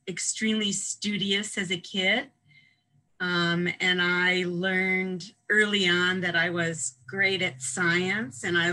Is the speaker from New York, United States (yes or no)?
no; Evanston, Illinois, United States; moved away as an adult; also born or lived in Madison, Wisconsin / California; I grew up in the Midwest outside of Chicago, in Evanston, home of Northwestern University